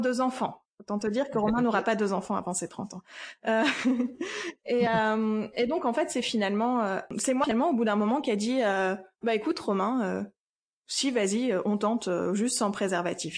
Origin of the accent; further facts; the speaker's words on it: Lille, Hauts-de-France, France; je viens de Lille